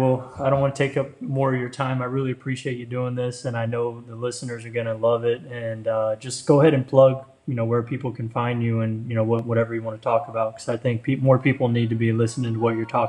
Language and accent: English; Florida, United States; I grew up in Florida